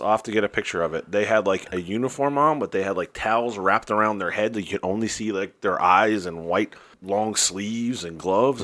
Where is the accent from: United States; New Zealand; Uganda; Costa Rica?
United States; New Jersey; now in Greensboro, United States; I'm from New Jersey. Uh, live in Greensboro now